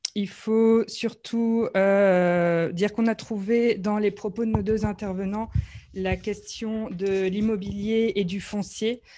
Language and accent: French; Brussels, Brussels-Capital Region, Belgium; en tant que Bruxellois